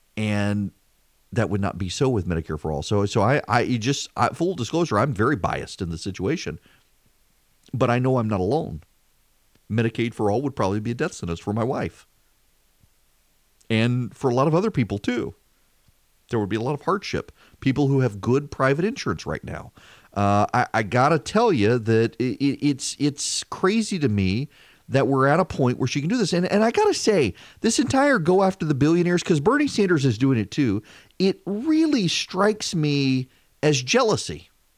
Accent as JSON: {"language": "English", "region": "Dubai", "country": "United Arab Emirates", "tie": "born or raised there", "said": "when I grew up in Dubai, one of the things I learned from our housekeeper, Anna, who made just unbelievable Indian food"}